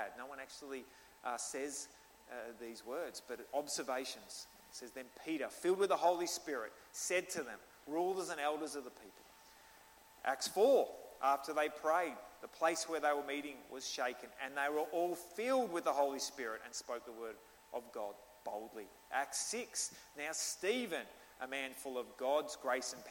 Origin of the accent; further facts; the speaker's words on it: Australia; accent: Australian; I'm Australian, and he just thinks my accent's awesome